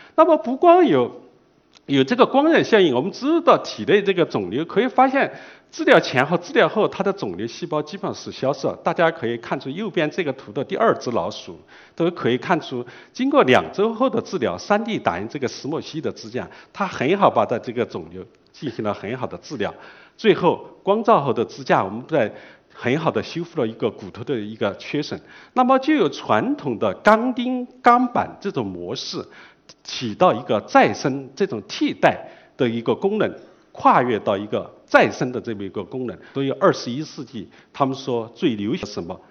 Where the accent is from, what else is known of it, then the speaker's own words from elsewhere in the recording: China; 这个很难，并不代表我们中国人不做。